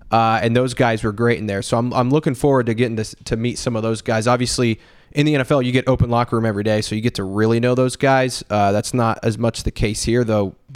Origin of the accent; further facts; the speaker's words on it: Oklahoma, United States; Uh, they knew I was from Oklahoma.